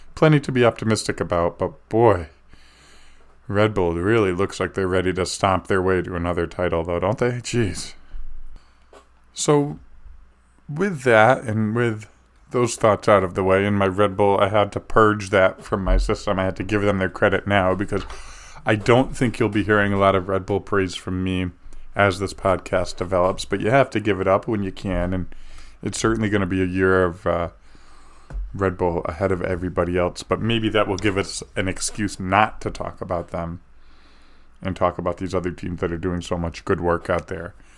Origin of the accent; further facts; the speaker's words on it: United States; as an American